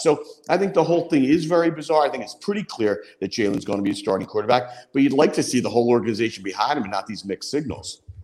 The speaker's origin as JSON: {"language": "English", "town": "Philadelphia", "region": "Pennsylvania", "country": "United States", "said": "I'm a Philadelphian."}